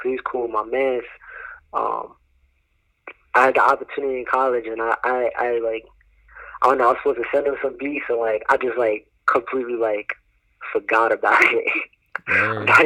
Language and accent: English; New Jersey, United States; now in North Carolina, United States; I was from the north, you know, I'm from Jersey